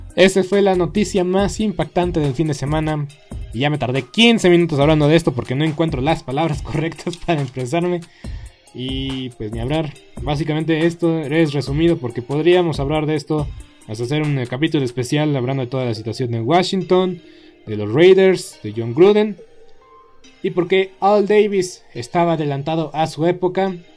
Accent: Mexico; nos falta visión, nos falta visión como, como mexicanos

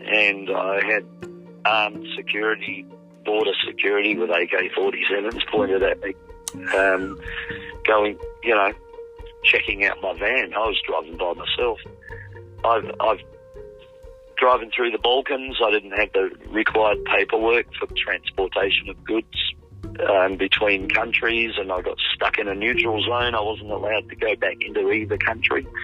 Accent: Wales, United Kingdom; now in Australia; I'm Welsh

